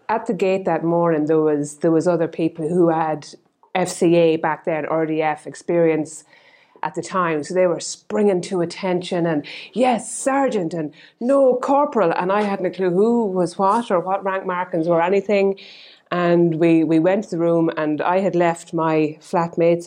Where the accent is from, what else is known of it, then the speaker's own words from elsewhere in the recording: County Offaly, Ireland; I'm from County Offaly